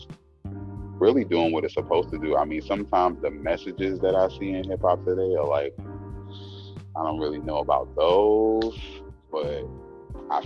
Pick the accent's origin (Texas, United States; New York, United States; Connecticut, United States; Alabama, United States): New York, United States; New York City; I'm from the Bronx